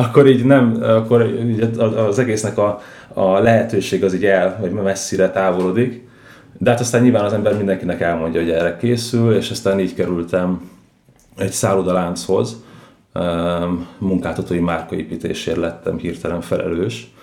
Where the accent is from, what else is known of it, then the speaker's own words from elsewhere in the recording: Budapest, Hungary; Budapesten, a belvárosban nőttem föl